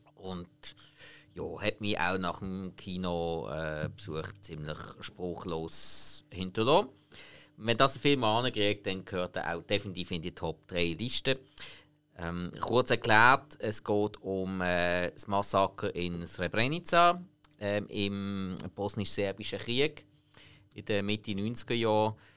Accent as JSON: {"language": "German", "country": "Switzerland", "said": "bei uns in der Schweiz"}